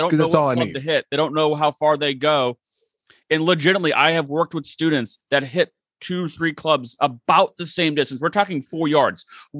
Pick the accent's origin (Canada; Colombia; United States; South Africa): United States; Boston, Massachusetts; I'm from Boston